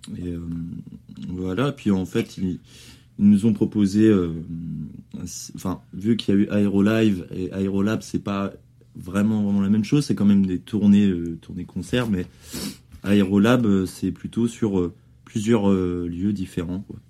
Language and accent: French; Caumont-sur-Orne, Normandy, France; j'ai passé mon enfance là-bas à Caumont-sur-Orne